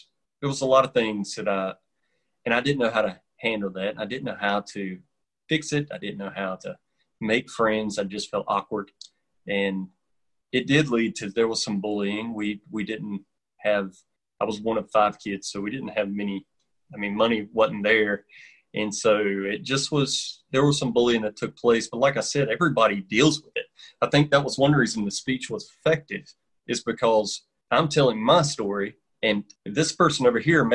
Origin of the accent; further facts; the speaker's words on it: North Carolina, United States; I've been in North Carolina my whole life, and everybody could tell as soon as I open my mouth, they know I'm from North Carolina.